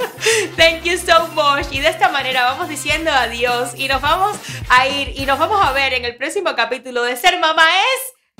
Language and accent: Spanish; Ranchuelo, Villa Clara, Cuba; moved away; yo soy de Ranchuelo